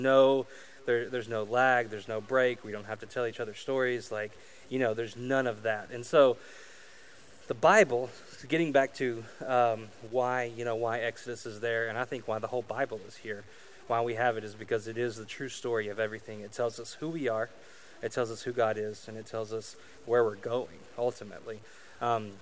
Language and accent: English; Arkansas, United States; also born or lived in Kansas City / Colorado / Idaho; now in Louisiana, United States; I grew up in Arkansas. I moved to Kansas City and Colorado and Idaho and back to Kansas City and then here in Louisiana